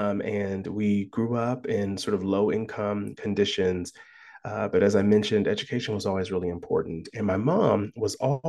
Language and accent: English; Columbus, Ohio, United States; So I was born and raised in Columbus, Ohio.